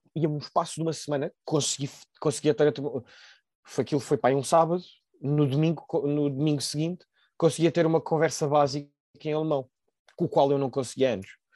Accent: Lisbon, Portugal; also born or lived in Fribourg, Switzerland; eu cresci em Alvalade, sempre aqui fechado

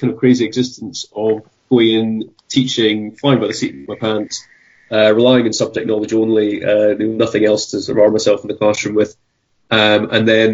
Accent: United Kingdom; as a British teacher

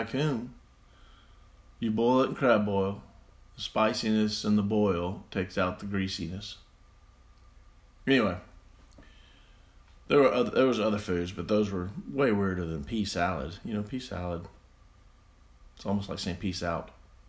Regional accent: Mississippi, United States; here I am in my home state

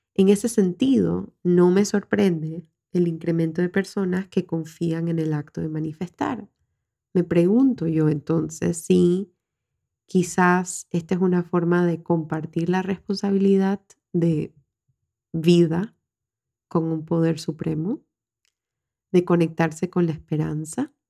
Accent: Panama; en mi país, Panamá

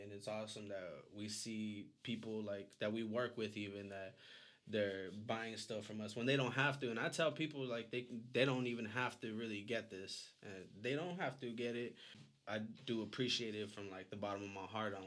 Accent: Tucson, Arizona, United States; we were both born and raised in Tucson, Arizona.

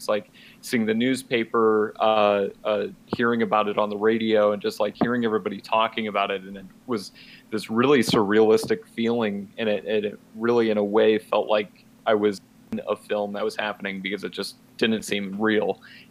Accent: Walnut, United States; I was coming back to my hometown, which is Walnut, which is the town that we filmed in.

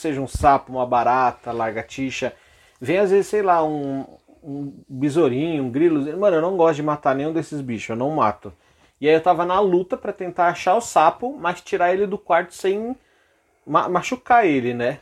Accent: São Paulo, Brazil; eu nasci aqui em São Paulo mesmo

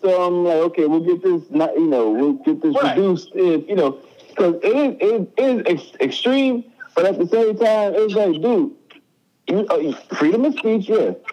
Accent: New York, United States; I grew up in New York.

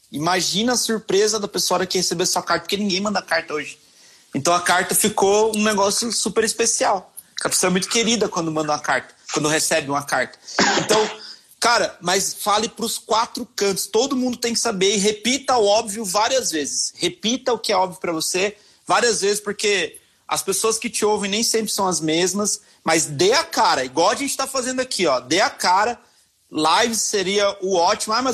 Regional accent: Minas Gerais, Brazil; pessoal, tenho que contar uma história, porque senão eu não sou mineiro.

